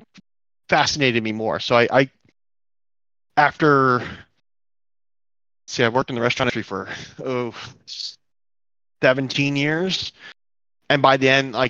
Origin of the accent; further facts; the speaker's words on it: New Jersey, United States; now in Ohio, United States; I grew up on the East Coast in Jersey